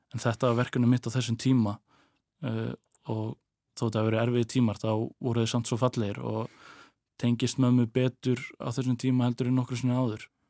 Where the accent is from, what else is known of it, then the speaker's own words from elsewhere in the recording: Westfjords, Iceland; moved away as an adult; í mínum heimabæ, minni heimabigð